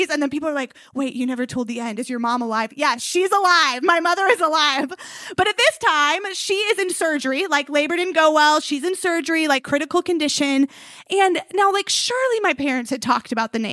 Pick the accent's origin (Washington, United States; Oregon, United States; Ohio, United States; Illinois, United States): Illinois, United States; outside of Chicago; We grew up like outside of Chicago